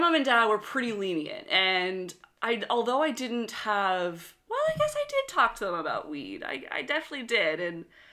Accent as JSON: {"language": "English", "town": "Westville", "region": "Nova Scotia", "country": "Canada", "tie": "born or raised there", "said": "my hometown of Westville, Nova Scotia"}